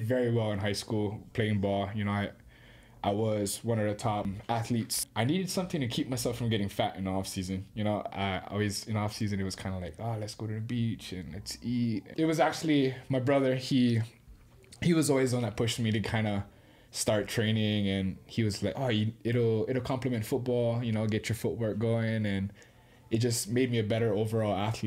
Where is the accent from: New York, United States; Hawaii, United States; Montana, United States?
Hawaii, United States; Kaneohe; moved away; I'm from Oahu, in Kaneohe, on the East Coast